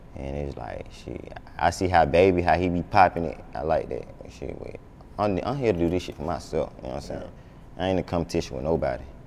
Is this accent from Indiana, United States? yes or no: no; Atlanta, Georgia, United States; I'm from the South Side, like Lakewood